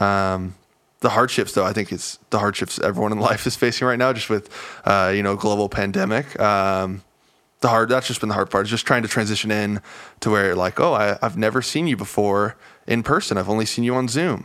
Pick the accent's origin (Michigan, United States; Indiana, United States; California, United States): California, United States; moved away as an adult; also born or lived in Salt Lake City, Utah; now in Arizona, United States; born and raised California and spent the past year in Salt Lake City, Utah